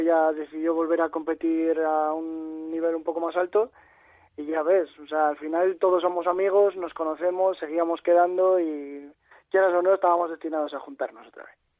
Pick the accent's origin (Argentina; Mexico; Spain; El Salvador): Spain; La Cistérniga, Castile and León; also born or lived in Palencia; es mi pueblo y donde vivo y donde me he criado